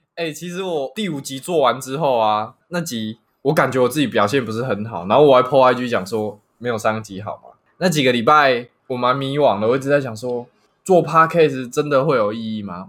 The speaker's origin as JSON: {"language": "Chinese", "country": "Taiwan", "said": "我们台湾人都穿什么日系、韩系"}